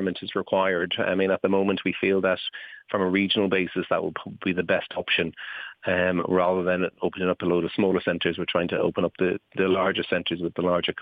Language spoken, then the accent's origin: English; Ireland; as an Irishman, it's very important to me that we do have a presence here in Ireland